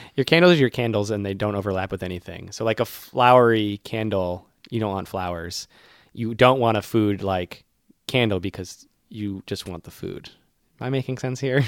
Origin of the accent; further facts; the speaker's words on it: Worcester, Massachusetts, United States; my hometown, Worcester